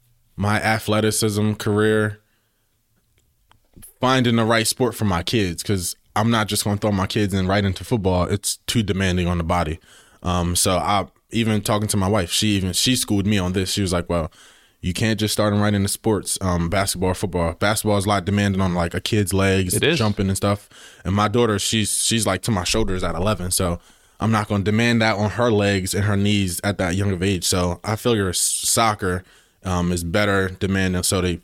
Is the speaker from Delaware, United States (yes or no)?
yes; Wilmington, Delaware, United States; Born and raised in Delaware. Grew up in Wilmington.